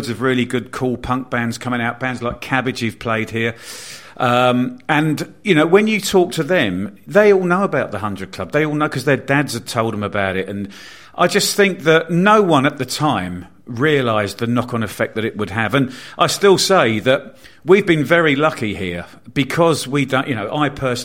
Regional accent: Bournemouth, South West England, United Kingdom; I grew up in Bournemouth in a very white, very middle class sort of town, village

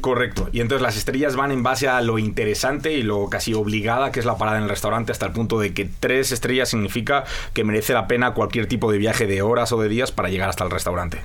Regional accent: Spain; now in Mexico; Soy muy español

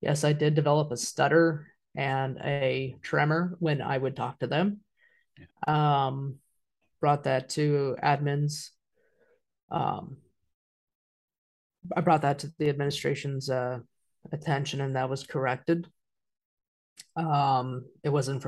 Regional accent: Wichita, Kansas, United States; I ended up staying in Wichita, my hometown

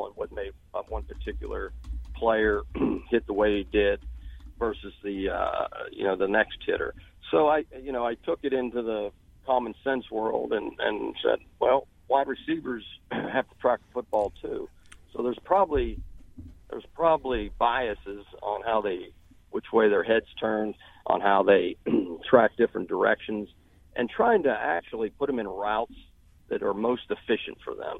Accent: Uniontown, Pennsylvania, United States; moved away as an adult; also born or lived in West Virginia / Alabama / Florida; now in Baton Rouge, United States; I grew up around Pittsburgh

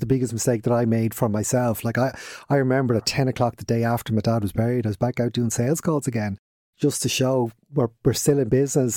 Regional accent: Dublin, Leinster, Ireland; accent: Dublin; moved away as an adult; now in Kildare, Ireland; we're from Radfarnham originally, grew, grew up there

